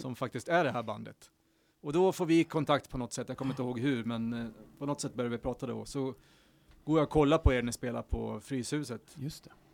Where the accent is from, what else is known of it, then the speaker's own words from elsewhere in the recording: Horndal, Dalarna County, Sweden; Horndal, där växte jag upp och lärde mig mycket